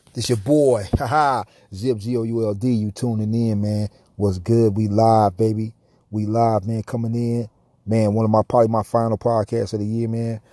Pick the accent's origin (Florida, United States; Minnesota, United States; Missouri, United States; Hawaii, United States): Missouri, United States; St. Louis; my hometown, Saint Louis